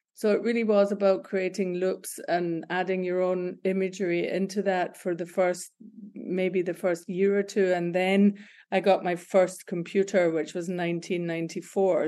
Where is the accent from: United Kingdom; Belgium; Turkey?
United Kingdom; Glasgow, Scotland; moved away as an adult; also born or lived in Berlin; I'm born and bred in Glasgow, Scotland.